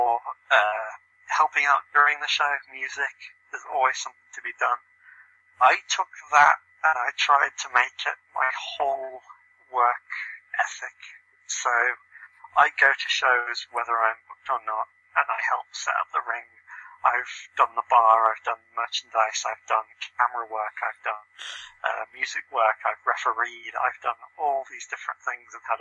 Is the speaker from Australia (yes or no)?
no; United Kingdom; my hometown, less than 30 seconds from my house, on a show that I used to go to in secondary school